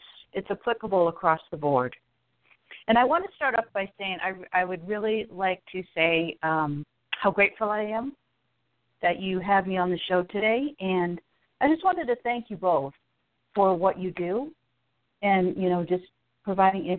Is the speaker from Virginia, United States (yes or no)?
no; Connecticut, United States; moved away; I'm originally from Connecticut